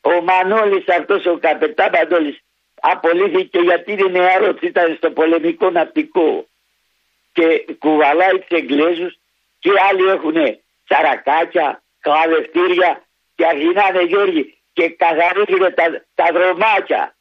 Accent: Paidochori, Eastern Macedonia and Thrace, Greece; Το χωριό μου λέγεται Παϊδοχώρη.

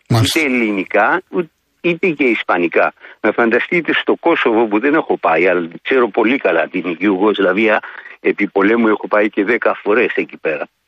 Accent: Rhodes, South Aegean, Greece; moved away as an adult; now in Tenerife, Spain; όταν ήμουν μικρό στη Ρόδο.

